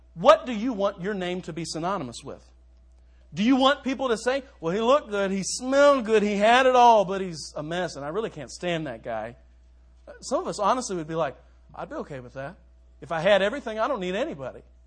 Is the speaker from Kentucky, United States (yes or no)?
yes; Louisville, Kentucky, United States; moved away as an adult; now in Minster, United States; Louisville, my hometown